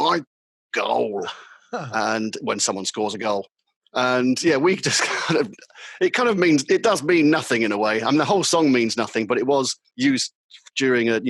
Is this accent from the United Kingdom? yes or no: yes; London, United Kingdom; accent: London; It was more of a London accent. It was my original London accent I was using.